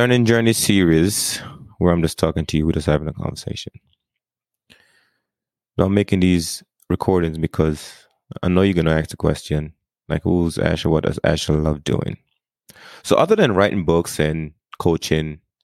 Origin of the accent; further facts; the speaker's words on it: Jamaica; moved away as an adult; now in United States; I grew up in Jamaica. Like, I grew up first 18 years of my life, I did not see the snow.